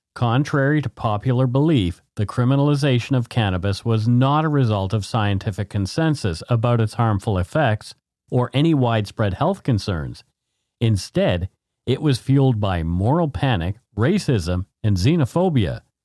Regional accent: Canada; We are ordinary Canadian schmucks

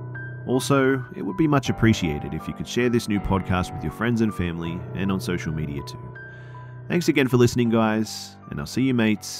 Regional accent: France; English is a second language; Please forgive me too if anything I said was spoken a little bit weird, as like I said, I am from France.

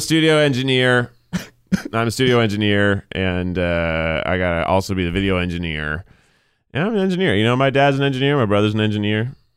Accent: Tennessee, United States; moved away; I grew up in Tennessee

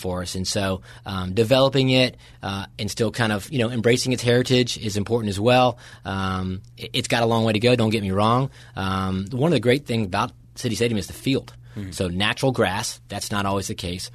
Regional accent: Winston-Salem, North Carolina, United States; growing up in Winston Salem, North Carolina, my older brother played for Charlie at Davidson

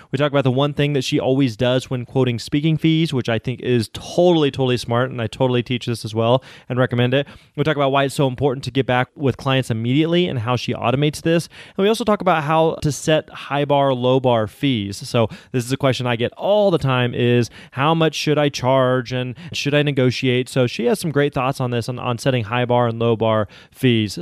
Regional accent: Springfield, Missouri, United States; I grew up in Springfield, Missouri

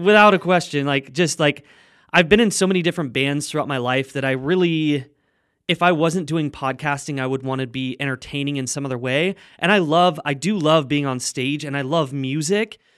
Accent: Junction City, Oregon, United States; now in Los Angeles, United States; It's called Junction City. It's a little farming town. I think there's, like, nine thousand people in the town or something like that. But, uh, yeah, that's where I grew up

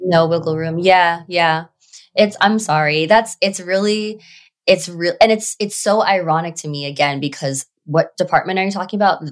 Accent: New York City, New York, United States; I grew up on Staten Island

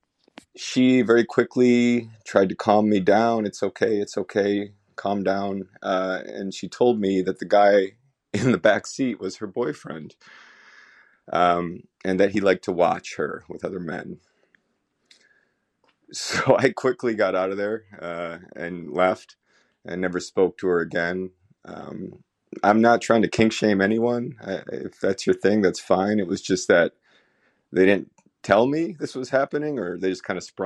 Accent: Buffalo, New York, United States; I'm from Buffalo, New York

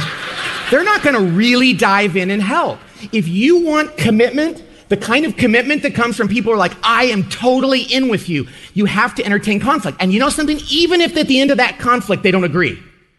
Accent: California, United States; But since I'm from California

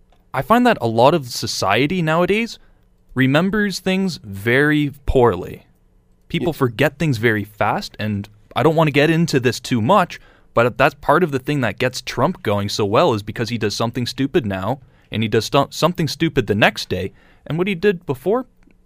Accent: Canada; We are Canadian.

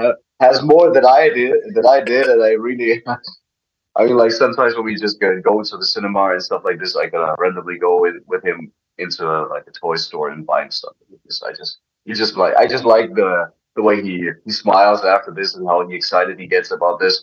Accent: Dresden, Saxony, Germany; English is a second language; moved away as an adult; also born or lived in Russia; now in United States; opened up a wrestling school in Dresden, in my hometown

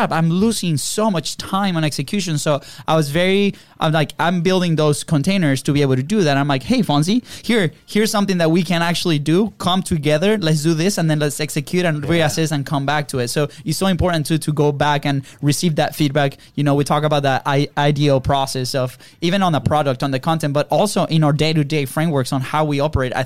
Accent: Venezuela; moved away; we come from Venezuela.

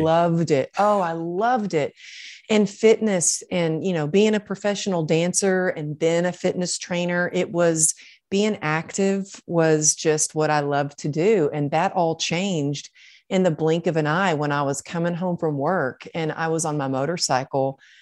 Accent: Texas, United States; growing up in Texas, I was taught, like, suck it up and get her done

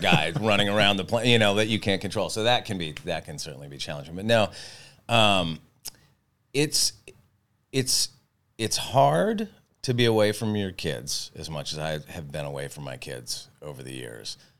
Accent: Santa Barbara, California, United States; I grew up in Santa Barbara and was a total beach kid

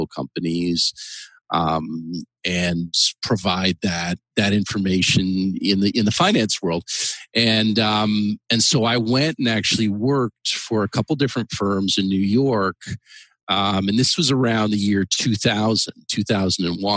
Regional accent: Canada; moved away as an adult; now in United States; I came to the United States. I'm actually originally from Canada in the mid 90s, and I came here

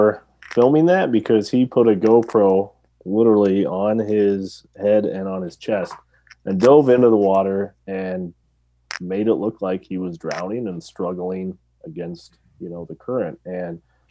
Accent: West Coast, United States; moved away; I grew up on the West Coast.

